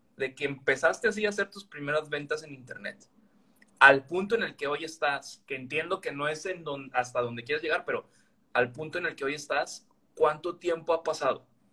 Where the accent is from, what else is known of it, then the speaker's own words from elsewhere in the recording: Veracruz, Mexico; now in Villahermosa, Mexico; yo también soy veracruzano del puerto de Veracruz, aunque no estoy físicamente viviendo allí, yo estoy en Villahermosa